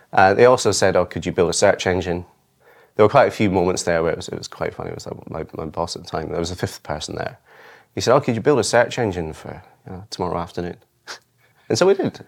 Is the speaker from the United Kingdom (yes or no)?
yes; Isle of Arran, Scotland, United Kingdom; I grew up on the Isle of Arran off the west coast of Scotland